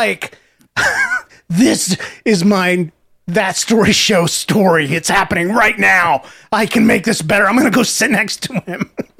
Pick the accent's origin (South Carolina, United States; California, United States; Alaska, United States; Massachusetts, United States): Massachusetts, United States; Cape Cod; But anyway, I'm from Cape Cod, and we're doing hybrid learning.